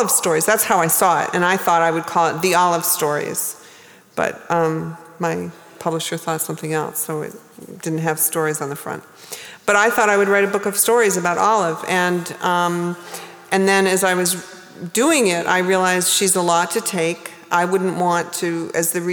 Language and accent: English; New England, United States; moved away as an adult; also born or lived in New Hampshire / Maine; now in New York, United States; I lived there a long time before I understood that I was from New England